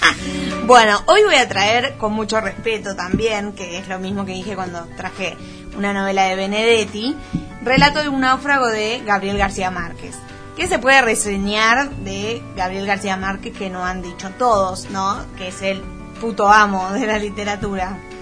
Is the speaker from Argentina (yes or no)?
yes; Buenos Aires, Argentina; soy muy porteña